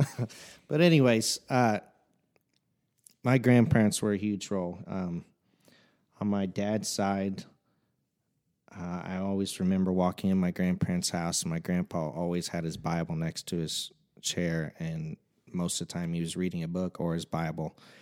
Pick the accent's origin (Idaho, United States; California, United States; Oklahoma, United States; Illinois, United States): Illinois, United States; Fairfield; I've been born and raised in Fairfield, Illinois, the big metropolis of Fairfield, uh, my entire life.